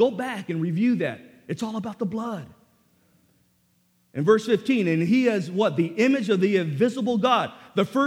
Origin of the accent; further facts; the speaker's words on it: National City, California, United States; I grew up in Sweetwater High School in National City